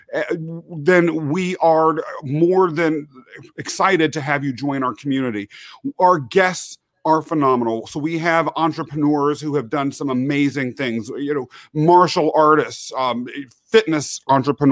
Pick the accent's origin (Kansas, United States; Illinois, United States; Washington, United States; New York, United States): Kansas, United States; born or raised there; also born or lived in England